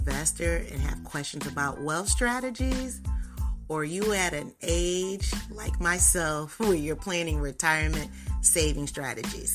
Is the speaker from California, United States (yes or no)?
no; Massachusetts, United States; I'm from Massachusetts.